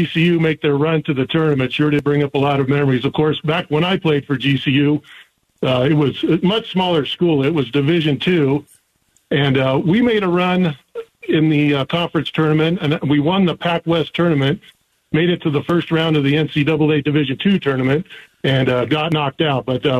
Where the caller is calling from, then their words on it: Winslow, Arizona, United States; We're joining you from Winslow this morning.